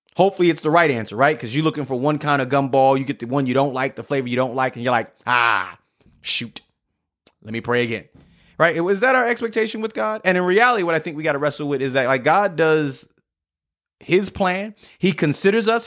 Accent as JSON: {"language": "English", "town": "New York City", "region": "New York", "country": "United States", "also_born_or_lived": "Scranton, Pennsylvania", "moved": "as an adult", "said": "I'm from New York City"}